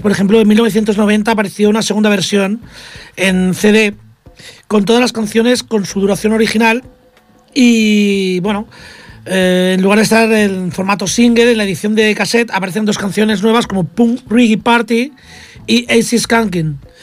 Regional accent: Catalonia, Spain

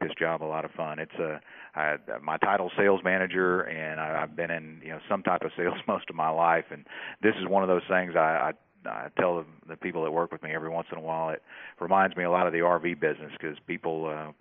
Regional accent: Austin, Texas, United States; also born or lived in Lubbock, Texas / Dripping Springs, Texas; I grew up in Austin, Texas

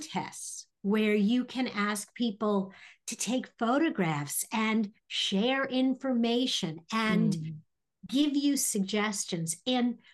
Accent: New York, United States; now in Indianapolis, United States; Originally I'm a New Yorker. And so even though I've been gone and have lived here way more than I ever lived in New York

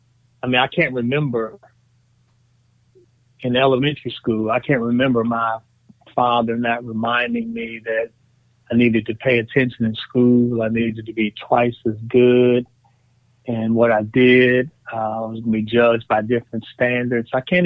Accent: Washington, District of Columbia, United States; also born or lived in Prince George's County, Maryland; I am 53, and I was raised in the Washington, D.C. area, first in Southeast Washington, D.C., and then in Prince George's County, Maryland, which for years has been the home of the largest black middle class in America.

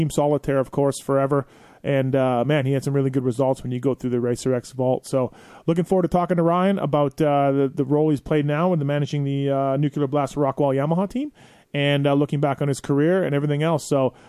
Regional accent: Canada; proud to say that insulin for diabetes was invented right there in my home country of Canada.

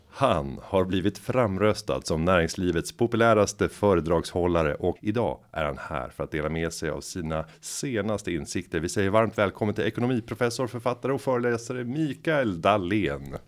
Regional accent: Sweden; vi som svenskar

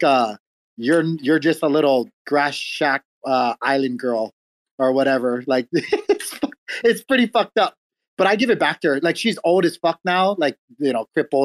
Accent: Hawaii, United States; moved away; also born or lived in Southern United States; growing up, and especially growing up in Hawaii

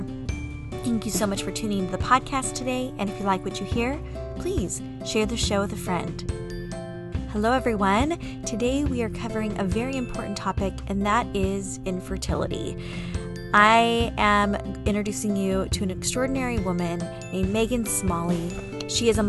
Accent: San Diego, California, United States; moved away as an adult; I grew up in San Diego, never left till I was 23

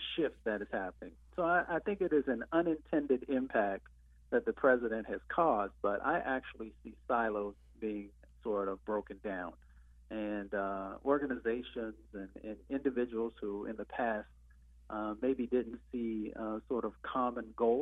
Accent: Appalachia, United States; I come from Appalachia

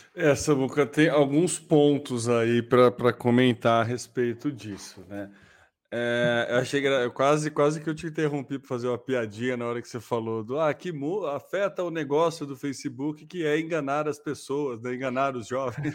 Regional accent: Brazil; a gente é brasileiro

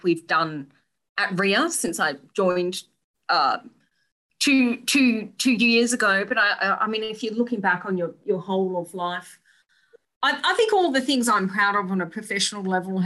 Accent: Blackall, Queensland, Australia; I am from Blackall, home of the Black Stump.

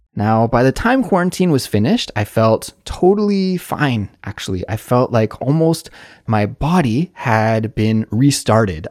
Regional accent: Canada; moved away as an adult; now in South Korea; growing up in Canada or the States in the nineties like I did

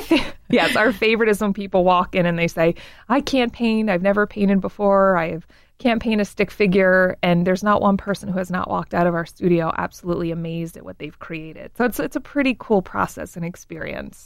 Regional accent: Baltimore, Maryland, United States; growing up in Baltimore

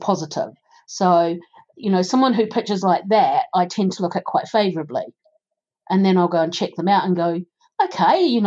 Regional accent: New Zealand; accent: New Zealand; now in United Kingdom; my accent, being from New Zealand

